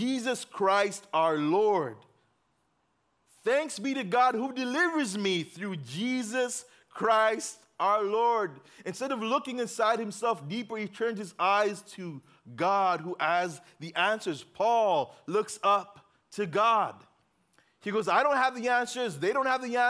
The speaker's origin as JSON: {"language": "English", "country": "Uganda", "tie": "born or raised there", "moved": "yes", "said": "I grew up in Uganda"}